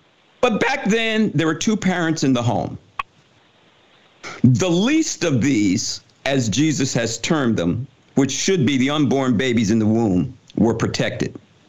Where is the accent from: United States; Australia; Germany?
United States; Summit, New Jersey; I remember when I was growing up in Summit, New Jersey, if I did something back in the 50s when I was a kid